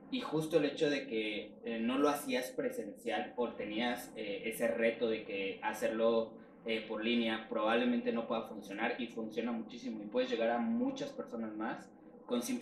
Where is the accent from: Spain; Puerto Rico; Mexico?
Mexico; Mexico City; tengo 27 años, soy de aquí de la Ciudad de México.